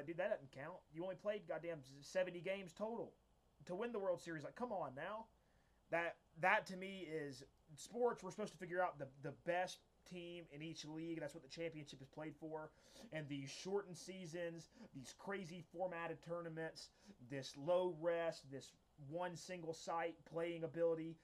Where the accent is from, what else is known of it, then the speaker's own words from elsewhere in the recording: the South, Georgia, United States; Growing up in the South, we didn't really get hockey